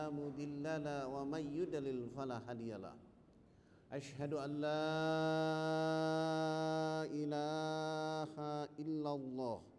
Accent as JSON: {"language": "Indonesian", "region": "Papua", "country": "Indonesia", "said": "Saya jawab saya dari Irian. Ketika saya jawab saya dari Irian"}